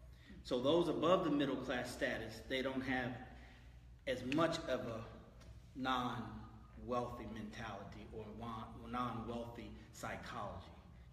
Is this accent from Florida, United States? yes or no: no; San Francisco, California, United States; moved away as an adult; now in Houston, United States; born and raised San Francisco, California. Right. Mom and dad, they were hardworking individuals. Moved to Houston in 1985 because I wanted to have a black cultural experience